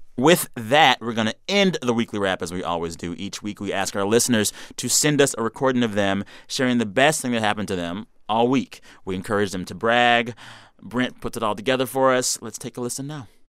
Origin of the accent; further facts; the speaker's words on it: Texas, United States; As a Texan